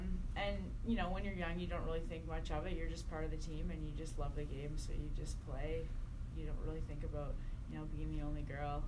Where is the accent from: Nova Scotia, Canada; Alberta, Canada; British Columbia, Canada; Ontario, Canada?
Nova Scotia, Canada; I lived in a small town in Nova Scotia